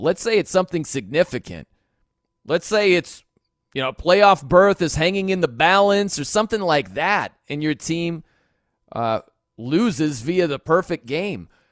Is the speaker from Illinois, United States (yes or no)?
no; South Bend, Indiana, United States; I'm from South Bend